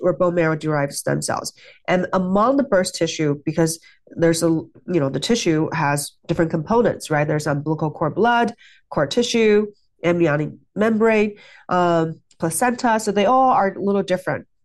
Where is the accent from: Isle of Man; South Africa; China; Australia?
China; moved away; I grew up in China